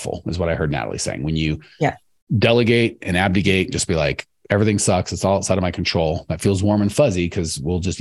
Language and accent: English; United States; I'm American